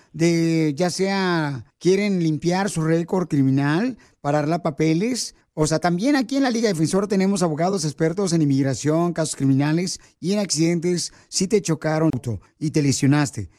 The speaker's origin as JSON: {"language": "Spanish", "region": "Michoacán", "country": "Mexico", "moved": "yes", "lives_now": "United States", "said": "yo soy de Michoacán"}